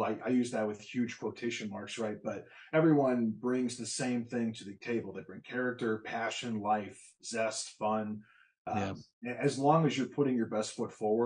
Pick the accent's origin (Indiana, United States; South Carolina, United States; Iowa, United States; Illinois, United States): Illinois, United States; Illinois is my hometown